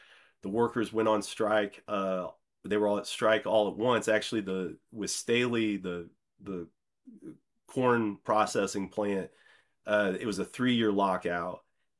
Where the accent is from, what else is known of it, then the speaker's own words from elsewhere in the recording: Midwest, United States; I'm from the Midwest, and I grew up in a cornfield.